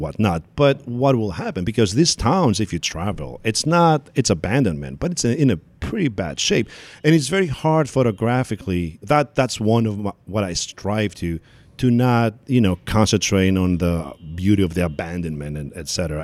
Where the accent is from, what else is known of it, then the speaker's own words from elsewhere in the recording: Athens, Attica, Greece; also born or lived in Kozani, Greece; now in New York, United States; I was born in Kozani, which is the northern, uh, part of Greece, part of Macedonia, and then I grew up in Athens